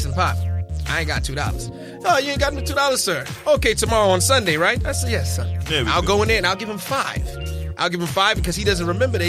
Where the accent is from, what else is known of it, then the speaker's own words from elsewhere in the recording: New York City, New York, United States; Because I'm a New Yorker.